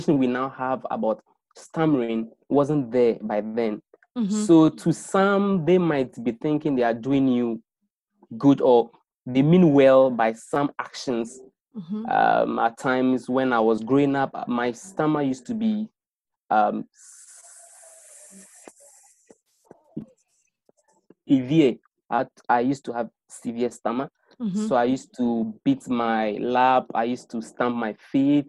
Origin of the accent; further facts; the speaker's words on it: Accra, Greater Accra, Ghana; I was born in Accra, and then I've lived in Accra all my life